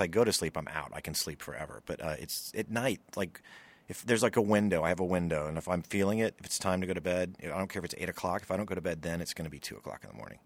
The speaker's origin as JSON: {"language": "English", "region": "Louisiana", "country": "United States", "tie": "born or raised there", "moved": "yes", "said": "we're both from Louisiana"}